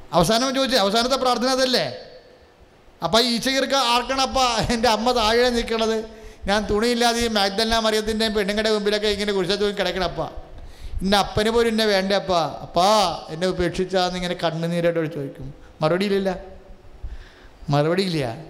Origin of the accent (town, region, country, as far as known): Kerala, India